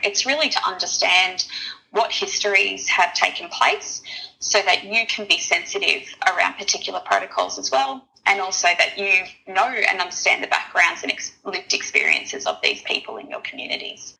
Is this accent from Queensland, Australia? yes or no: yes; Brisbane, Queensland, Australia; I've grown up in North Brisbane my whole entire life